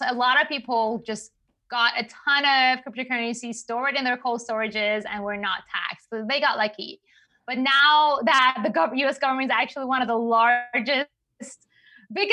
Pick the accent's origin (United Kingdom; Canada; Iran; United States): Iran; English is a second language; moved away; I'm from Iran